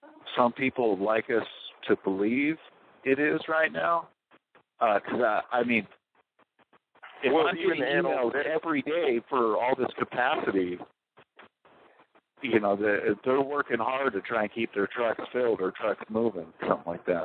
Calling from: Wisconsin, United States

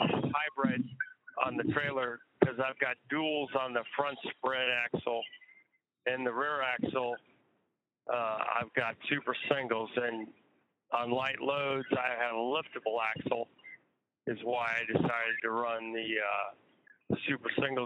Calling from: Texas, United States; I'm in Texas.

